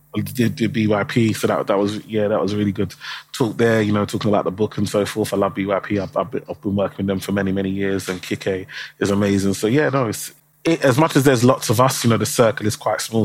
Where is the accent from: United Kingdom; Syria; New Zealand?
United Kingdom; London; I, I grew up in um, Tower Hamlets in East London